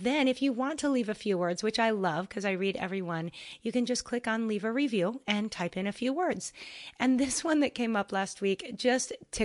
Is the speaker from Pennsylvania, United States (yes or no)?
no; Washington, United States; now in Hawaii, United States; a really fun trip to Washington State, to my hometown, where I got to spend Thanksgiving with my folks